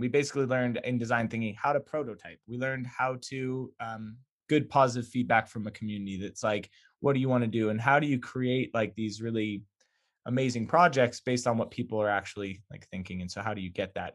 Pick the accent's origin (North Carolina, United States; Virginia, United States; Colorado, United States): Colorado, United States; Boulder area; I grew up ten minutes away